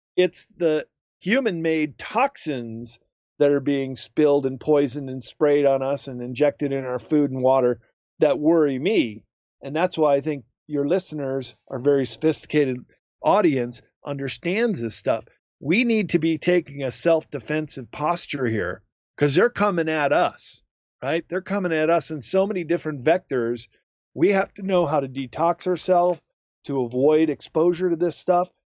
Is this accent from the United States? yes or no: yes; United States; also born or lived in Japan; white Americans like I was as an English teacher over there